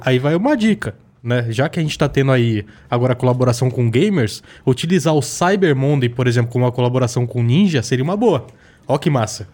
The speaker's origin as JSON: {"language": "Portuguese", "area": "ABC Paulista", "region": "São Paulo", "country": "Brazil", "said": "sou do ABC, né, galera? Lá no ABC, ABCD"}